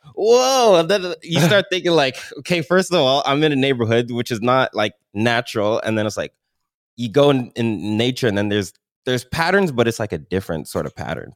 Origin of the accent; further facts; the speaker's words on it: Milton, Ontario, Canada; I grew up in Milton